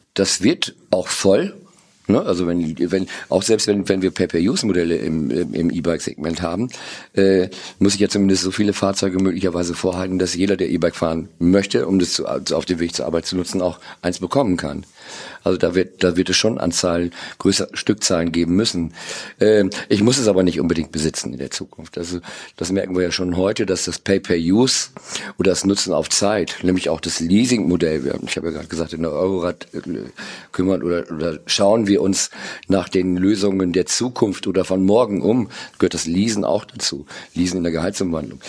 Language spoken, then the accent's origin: German; Cloppenburg, Lower Saxony, Germany; am 7.4.61 geboren in Kloppenburg